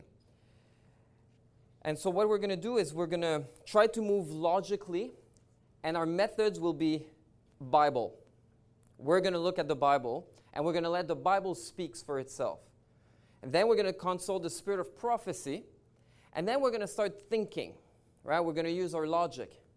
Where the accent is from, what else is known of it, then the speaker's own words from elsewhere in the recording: Montreal, Quebec, Canada; now in British Columbia, Canada; I'm originally from Montreal. Now I live in British Columbia